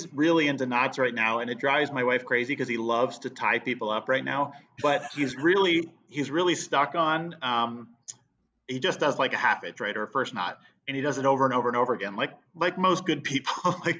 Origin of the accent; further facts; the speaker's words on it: East Coast, United States; also born or lived in Vermont; You know, I grew up in the East Coast and was born in Vermont and stuff like that. So the term wicked, you know, is used around our house.